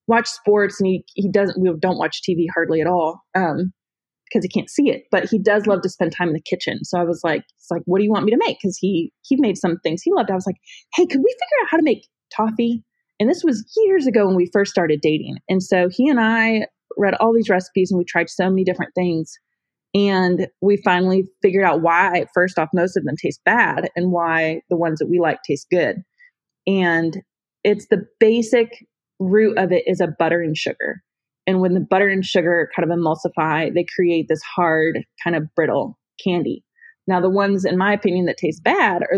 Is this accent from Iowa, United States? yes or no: no; Northern Ohio, United States; now in Tennessee, United States; I grew up in Northern Ohio.